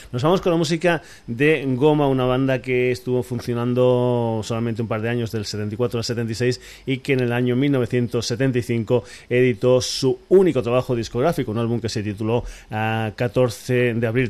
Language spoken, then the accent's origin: Spanish; Extremadura, Spain; mi tierra, para Extremadura